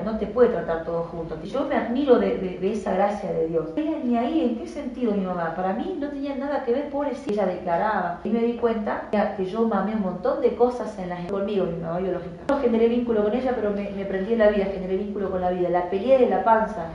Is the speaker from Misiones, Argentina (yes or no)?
yes; Campo Viera / Campo Grande, Misiones, Argentina; Yo nací en Misiones, en, Campo Viera, Campo Grande